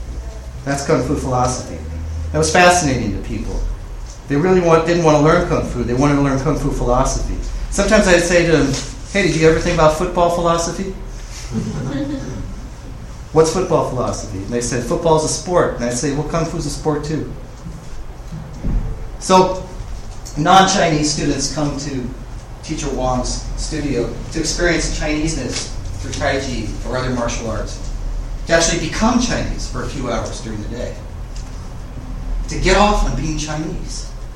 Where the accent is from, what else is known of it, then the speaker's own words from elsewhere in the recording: United Kingdom; accent: British; While I was in Canada, I was picked on quite a bit because I'm part Indian, you know, East Indian, not North American Indian, and because of my British accent.